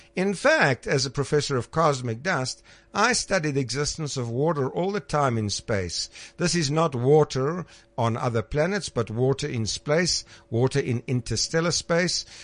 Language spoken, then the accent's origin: English; Krugersdorp, Gauteng, South Africa; growing up in Krugersdorp and looking through my little telescope there at the planet Mars